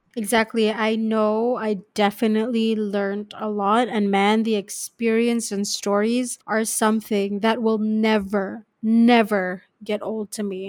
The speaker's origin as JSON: {"language": "English", "country": "Malaysia", "said": "when I came back from Lehigh, going back to Malaysia"}